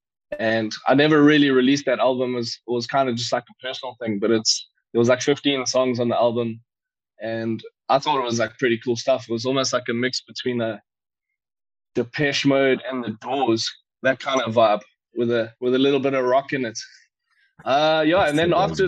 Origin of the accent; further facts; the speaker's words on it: Warner Beach, KwaZulu-Natal, South Africa; when I was a toddler, I grew up in Warner Beach